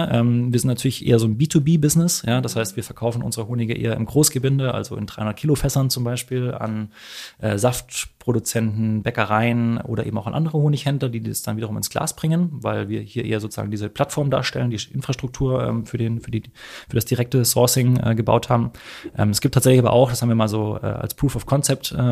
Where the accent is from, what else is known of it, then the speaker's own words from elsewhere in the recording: Hamburg, Germany; also als Hamburger haben wir, wie gesagt, das äh, alte Land vor den Toren.